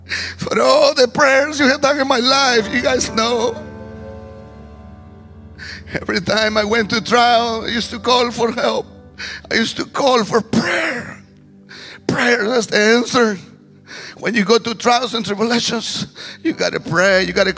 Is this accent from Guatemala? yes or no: yes; Guatemala; accent: heavy; English is a second language; moved away as an adult; also born or lived in Petén, Guatemala; now in Zanesville, United States; a man that's not from this country. Yes, now thank God, a U.S. citizen. But I come from Guatemala